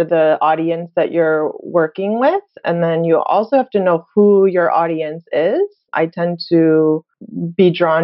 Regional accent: Chicago, Illinois, United States; moved away as an adult; also born or lived in Korea / Hawaii; I was born and raised in Chicago

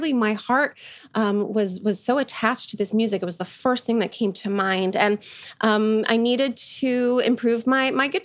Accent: United States; I've never hidden the fact that I am American. I wasn't born in the Balkans like my grandparents

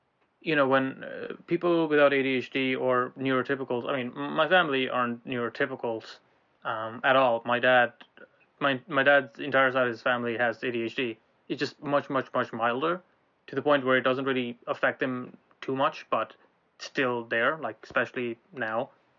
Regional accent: Ireland; now in Glasgow, United Kingdom; So, we're in Glasgow right now. We used to be in Ireland. We grew up in Ireland

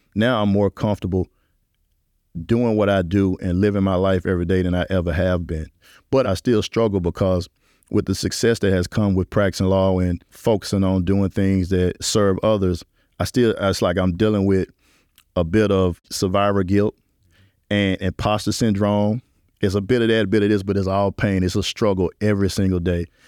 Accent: Memphis, Tennessee, United States; now in New Orleans, United States; growing up in Memphis was a confounding experience

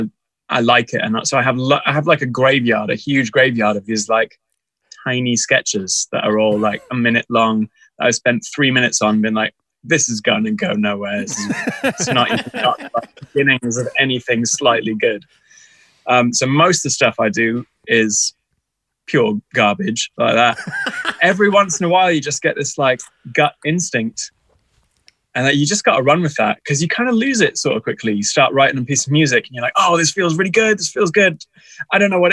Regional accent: Texas, United States; I grew up in Texas in America

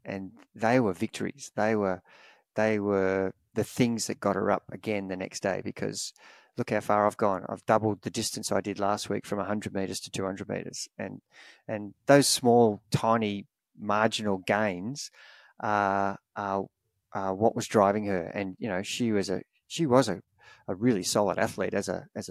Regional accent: Australia; Growing up in Australia, we watch the Spring Classics

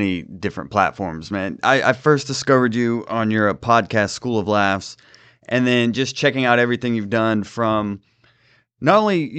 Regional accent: Atlanta, Georgia, United States; the podcast started out because I'm from Atlanta, still live there.

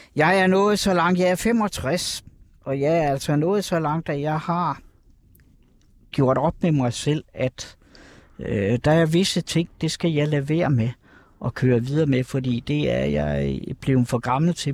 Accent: Kerteminde, Southern Denmark, Denmark; moved away as an adult; also born or lived in Copenhagen; Katteminde, hvor jeg kommer fra oprindeligt

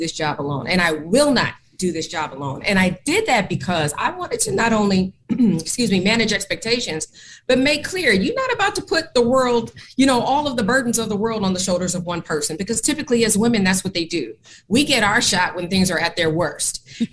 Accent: Oakland, California, United States; moved away as an adult; also born or lived in Portland, Oregon; I left my hometown of Oakland, California, that's where I'm from

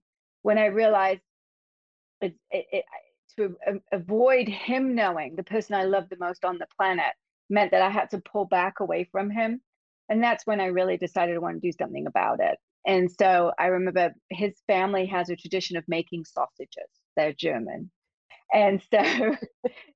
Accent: England, United Kingdom; moved away as an adult; I grew up in England, in case you didn't notice some weird accent here. I've been here 35 years now

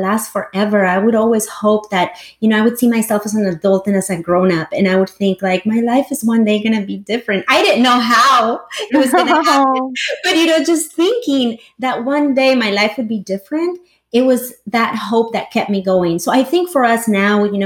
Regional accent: El Salvador; English is a second language; also born or lived in Los Angeles / New York; now in Silicon Valley, United States; I was born and raised in El Salvador

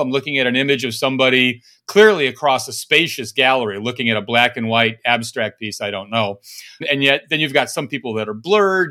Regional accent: Fargo, North Dakota, United States; from Fargo, Max? Did you get anyone from my hometown?

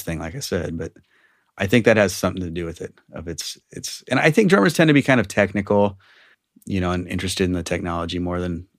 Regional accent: Walnut Creek, California, United States; In Walnut Creek.

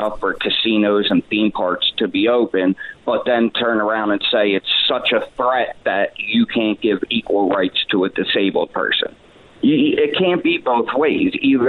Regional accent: Pennsylvania, United States; I'm from Pennsylvania. I can't just turn around and go home.

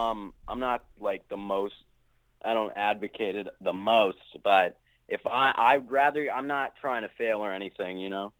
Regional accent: Los Angeles, California, United States; I'm actually from Los Angeles, if you've ever heard of it. the City of Angels.

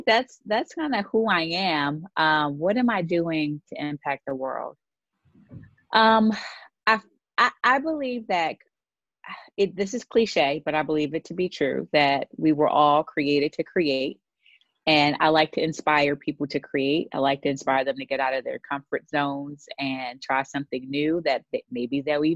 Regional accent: Baltimore, Maryland, United States; I born and raised in Baltimore, Maryland, where I currently live today

